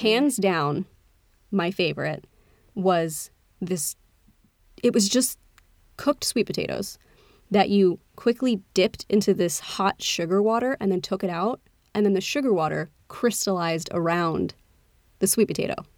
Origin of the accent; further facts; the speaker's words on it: United States; accent: American; my accent was very American